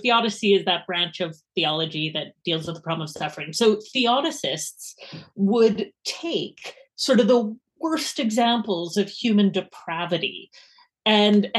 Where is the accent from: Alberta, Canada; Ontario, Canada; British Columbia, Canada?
Alberta, Canada; Edmonton; accent: Canadian; moved away as an adult; now in Edinburgh, United Kingdom; my accent is unfortunately not Scottish, wish it was, but it is Canadian. So I'm from Edmonton